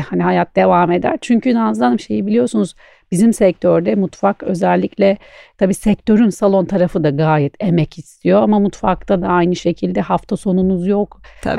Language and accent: Turkish; Istanbul, Turkey; also born or lived in Antalya; ben e, İstanbul e, doğma büyüme İstanbulluyum